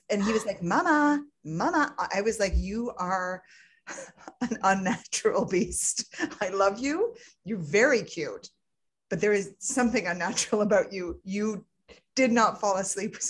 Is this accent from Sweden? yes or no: no; Canada; I'm Canadian. I'm Canadian